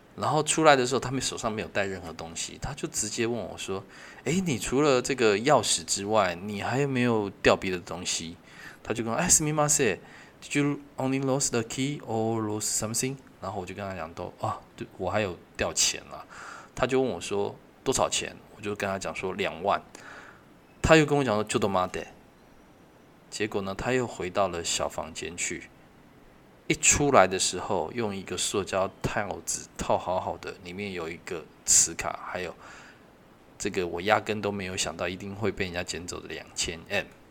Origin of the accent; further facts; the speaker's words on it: Taiwan; 因为她也不确定我是台湾人还是日本人